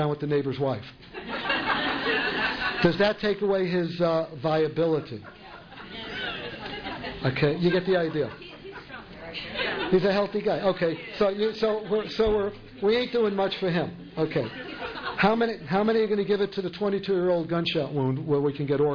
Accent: New York City, New York, United States; accent: New York; moved away; I'm from New York

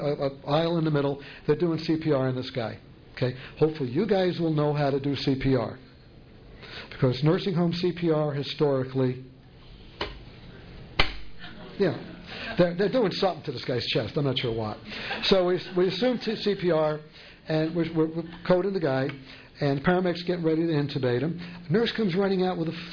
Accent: New York City, New York, United States; accent: New York; moved away; I'm from New York

